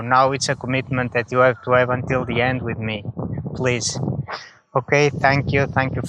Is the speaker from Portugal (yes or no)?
yes; Portugal; now in Netherlands; I am from Portugal. Although right now I live in the Netherlands.